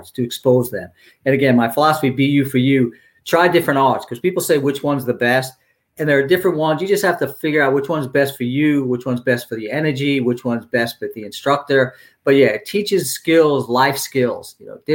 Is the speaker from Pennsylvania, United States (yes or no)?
no; New York City, New York, United States; I grew up in Brooklyn